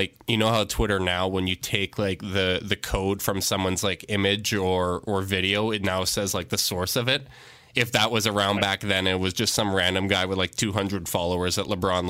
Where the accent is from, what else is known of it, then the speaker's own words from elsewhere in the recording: Canada; I'm Canadian